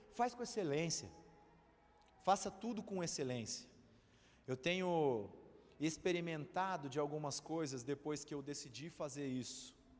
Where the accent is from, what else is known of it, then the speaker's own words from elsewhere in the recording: Santos, São Paulo, Brazil; eu sou de Santos, minha família é toda lá